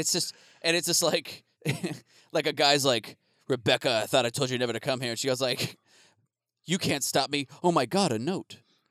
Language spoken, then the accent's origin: English; Phoenix, Arizona, United States; when I was growing up in Phoenix